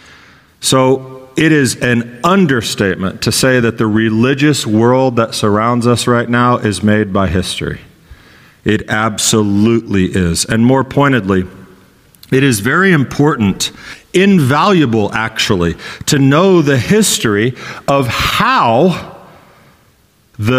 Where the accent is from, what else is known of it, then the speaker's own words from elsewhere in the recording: Texas, United States; moved away; I grew up in Texas, part of my life.